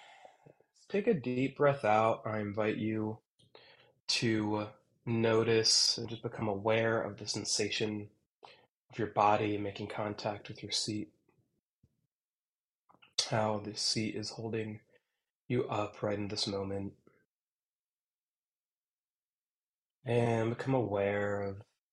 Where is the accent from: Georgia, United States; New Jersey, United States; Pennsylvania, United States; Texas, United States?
Pennsylvania, United States; Lancaster; down here in Lancaster, Pennsylvania. This is my hometown. I've lived here since I was in second grade, still